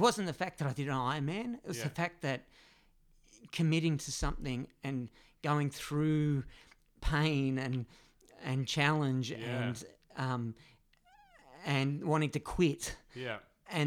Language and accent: English; Berry, New South Wales, Australia; moved away as an adult; also born or lived in Bali; now in Byron Bay, Australia; I grew up in Berry on the south coast of New South Wales, and I lived there all my life.